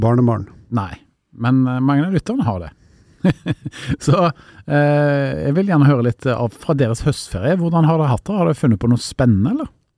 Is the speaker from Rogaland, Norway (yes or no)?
yes; Karmøy, Rogaland, Norway; moved away; jeg kommer jo opprinnelig fra Karmøyna, altså ikke så langt fra Haugesund